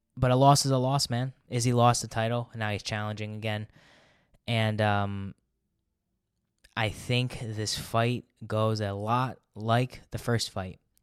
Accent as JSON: {"language": "English", "country": "United States", "said": "I'm an American"}